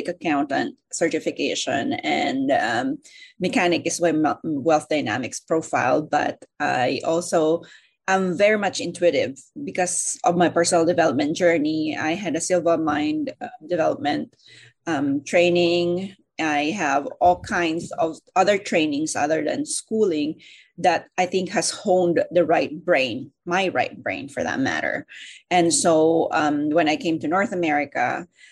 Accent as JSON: {"language": "English", "country": "Philippines", "moved": "yes", "said": "I came originally from the Philippines"}